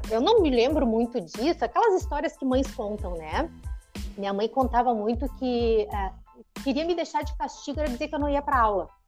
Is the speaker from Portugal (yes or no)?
no; São Leopoldo, Rio Grande do Sul, Brazil; born there; Eu nasci aqui em São Leopoldo mesmo. Né? Eu nasci em São Leopoldo, moro aqui, mas eu tive uma vida meio nômade, assim, né?